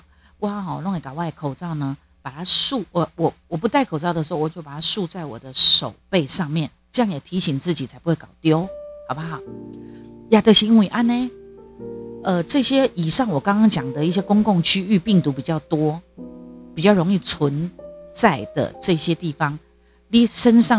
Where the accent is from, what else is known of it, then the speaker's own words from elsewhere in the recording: Taiwan; 世界的人敢看好哦，我们台湾人只示范一次哦，在两周内要解除三级哦